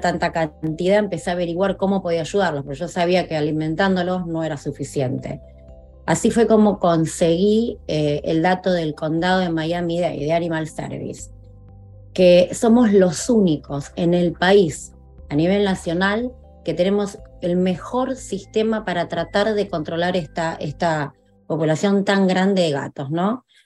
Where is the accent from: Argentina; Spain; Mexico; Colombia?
Argentina; also born or lived in North Carolina; now in South Florida, United States; mi país, en Argentina.